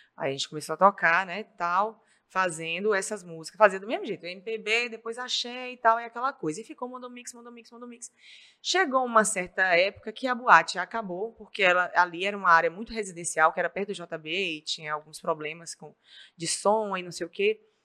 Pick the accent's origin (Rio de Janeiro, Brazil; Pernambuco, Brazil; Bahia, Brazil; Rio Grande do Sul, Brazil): Bahia, Brazil; Itapetinga; accent: Baiano; moved away as an adult; now in Governador Valadares, Brazil; eu nasci na Bahia, numa cidade chamada Itapetinga, na Bahia. Fica pertinho de Vitória da Conquista, é sudoeste da Bahia. E aí eu vim para Valadares para fazer faculdade